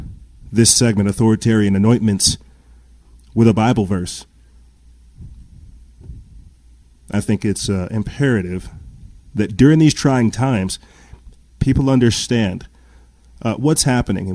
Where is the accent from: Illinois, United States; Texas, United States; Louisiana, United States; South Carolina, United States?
South Carolina, United States; I'm from South Carolina